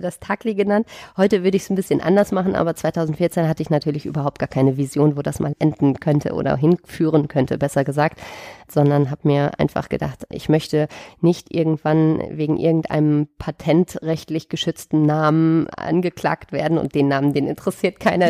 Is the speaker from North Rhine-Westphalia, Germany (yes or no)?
yes; Sauerland, North Rhine-Westphalia, Germany; moved away as an adult; also born or lived in Düsseldorf / Dortmund / Cologne / Erftstadt; ich bin in Düsseldorf geboren, bin dann im Sauerland aufgewachsen